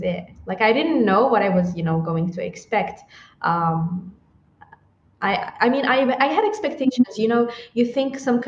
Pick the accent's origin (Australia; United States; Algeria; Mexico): Algeria; Blida, Blida Province; also born or lived in Tamanrasset, Algeria; I'm originally from Algeria. I grew up in a small city that's called Blida.